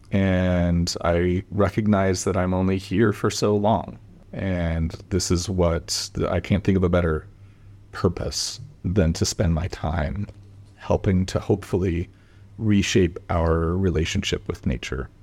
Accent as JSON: {"language": "English", "town": "Portland", "region": "Oregon", "country": "United States", "tie": "born or raised there", "said": "I grew up in Portland, Oregon"}